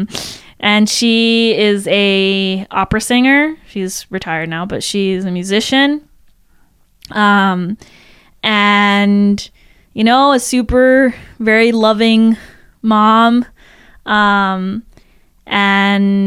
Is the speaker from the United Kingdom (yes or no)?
no; Italy; also born or lived in Paris, France; I grew up in, like, a this like beautiful house in the countryside in Italy